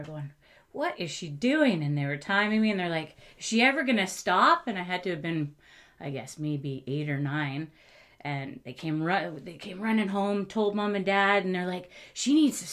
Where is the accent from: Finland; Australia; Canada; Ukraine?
Canada; Coquitlam, British Columbia; also born or lived in Okanagan; we were in the Okanagan until we moved when I was 2. Mm-hmm. And Coquitlam was my hometown.